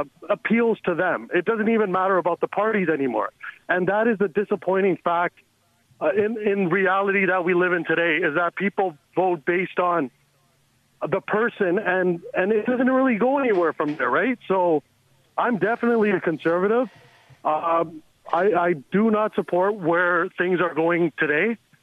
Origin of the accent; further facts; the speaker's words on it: Brampton, Ontario, Canada; I am from Brampton, I'm an immigrant, I was born here, parents are from India.